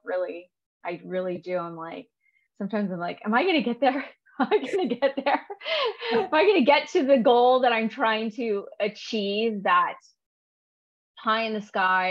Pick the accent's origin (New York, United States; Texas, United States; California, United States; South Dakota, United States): California, United States; I grew up in California